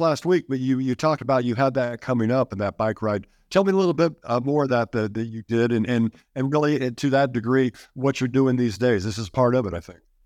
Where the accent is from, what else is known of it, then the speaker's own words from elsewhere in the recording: Kansas, United States; I was from Kansas